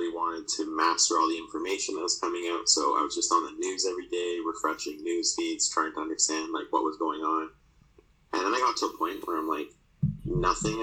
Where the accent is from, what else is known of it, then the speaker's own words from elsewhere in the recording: Toronto, Ontario, Canada; So I grew up in Toronto.